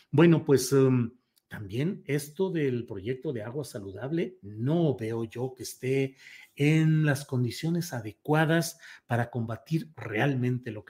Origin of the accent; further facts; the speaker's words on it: San Luis Potosí, Mexico; also born or lived in Torreón, Coahuila; yo soy nacido en Torreón, Coahuila, no crecí ahí, a los 10 años me fui a San Luis Potosí, ahí crecí, ahí estudié, ahí me casé